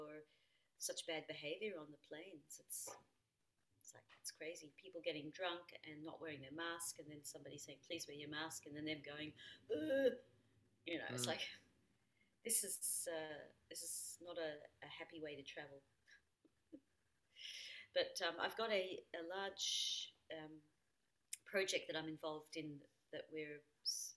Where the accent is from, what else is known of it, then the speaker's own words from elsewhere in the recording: Australia; now in Austria; I'm an Australian citizen